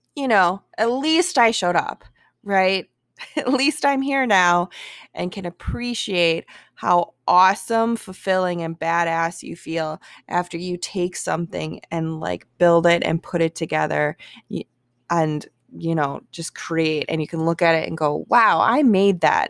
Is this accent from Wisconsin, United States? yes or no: yes; Milwaukee, Wisconsin, United States; my hometown, Milwaukee